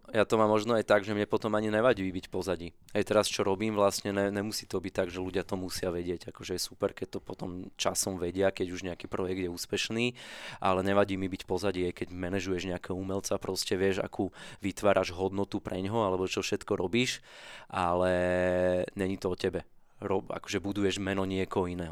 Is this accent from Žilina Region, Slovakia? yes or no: no; Bratislava, Bratislava Region, Slovakia; ja som z Petržalky, zo sídliska, najväčšieho na Slovensku